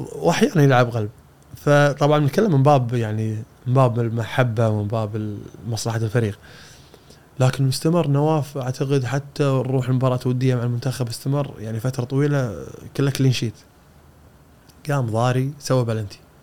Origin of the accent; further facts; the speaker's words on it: Kuwait; عندنا بالكويت